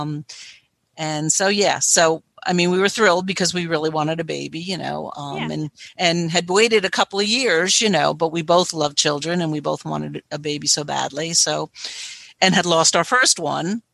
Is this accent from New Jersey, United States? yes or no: yes; New Jersey, United States; now in North Carolina, United States; I'm currently from North Carolina, originally from New Jersey